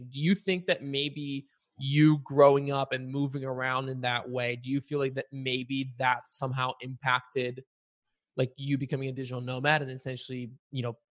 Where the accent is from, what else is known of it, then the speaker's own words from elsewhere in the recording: Bulgaria; born there; I was born in Bulgaria, and uh, you know, people are always surprised when I don't have an accent.